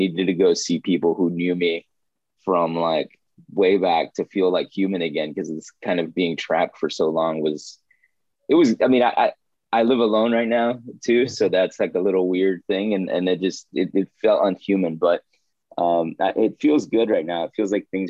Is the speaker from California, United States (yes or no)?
no; Texas, United States; now in Bay Area, United States; I live out here in the Bay Area, but I'm originally from Texas.